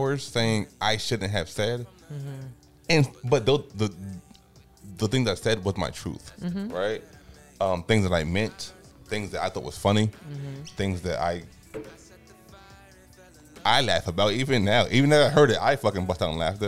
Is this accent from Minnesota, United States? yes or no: no; Paterson, New Jersey, United States; I'm from Patterson